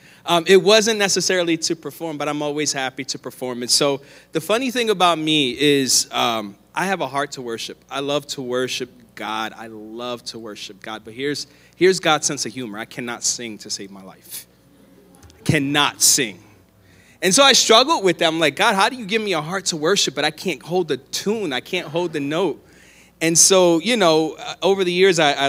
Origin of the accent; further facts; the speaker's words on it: Philadelphia, Pennsylvania, United States; moved away as an adult; now in Arizona, United States; I'm from Philadelphia, born and raised.